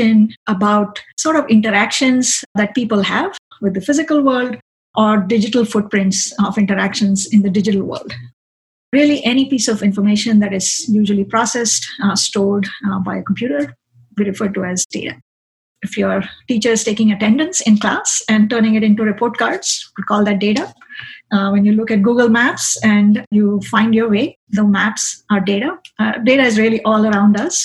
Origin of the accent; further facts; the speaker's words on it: India; now in Boston, United States; I grew up in India.